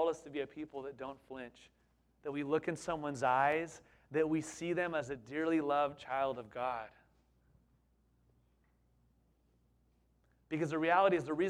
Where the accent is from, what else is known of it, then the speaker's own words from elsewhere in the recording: Southern California, United States; also born or lived in East Bay, California; We thought anything north of Santa Barbara was like Alaska, growing up in Southern California.